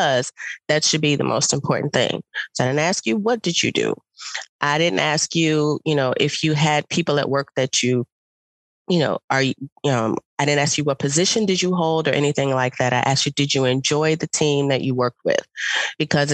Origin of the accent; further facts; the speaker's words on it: Chicago, Illinois, United States; I am from Chicago